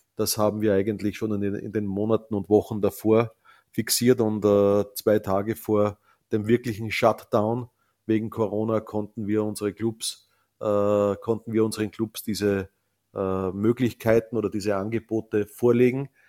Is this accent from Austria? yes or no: yes; Salzkammergut, Upper Austria, Austria; ich komme aus dem Salzkammergut